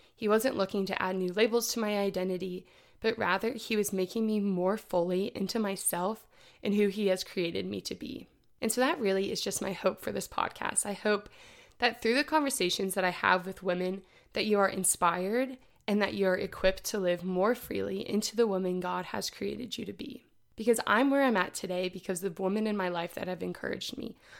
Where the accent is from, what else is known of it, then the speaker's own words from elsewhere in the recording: Indianapolis, Indiana, United States; I'm from Indianapolis, Indiana